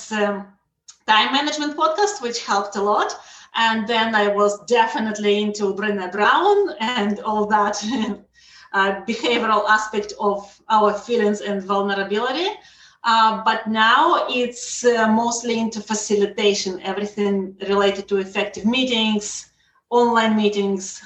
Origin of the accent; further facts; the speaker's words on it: Russia; also born or lived in Israel; now in Canada; I'm originally from Russia